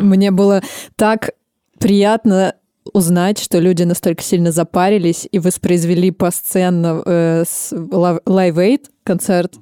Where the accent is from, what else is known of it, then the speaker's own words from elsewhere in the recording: Novosibirsk, Novosibirsk Oblast, Russia; Я сама из Новосибирска, и в 60-е годы у нас как раз строился Академгородок